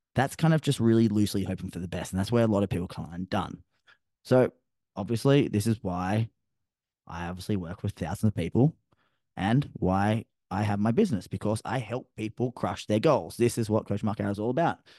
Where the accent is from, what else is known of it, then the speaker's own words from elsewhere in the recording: Sydney, New South Wales, Australia; now in Gold Coast, Australia; I'm from Sydney originally